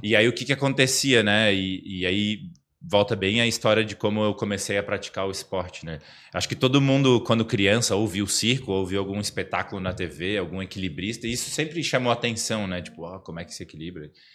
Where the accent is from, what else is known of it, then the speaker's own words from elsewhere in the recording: Florianópolis, Santa Catarina, Brazil; accent: manezinho; eu fui criado na Trindade